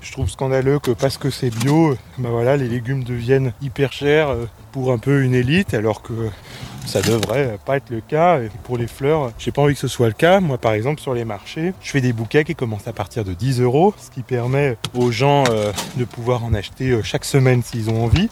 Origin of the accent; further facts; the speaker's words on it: Chabanière, Auvergne-Rhône-Alpes, France; moved away as an adult; also born or lived in Paris / Belgium; C'est là où j'ai grandi, mes parents sont arboriculteurs euh, maraîchers